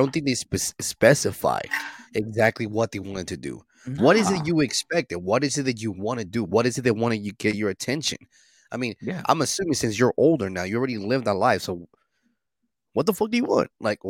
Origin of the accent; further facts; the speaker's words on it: Utah, United States; not because I'm here from Utah, I'm from Utah.